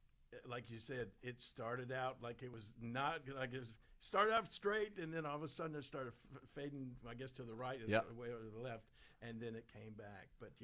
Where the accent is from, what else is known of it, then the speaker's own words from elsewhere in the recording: Memphis, Tennessee, United States; and then in 65, we moved back to my hometown of Memphis, and we had no pro sports teams down there.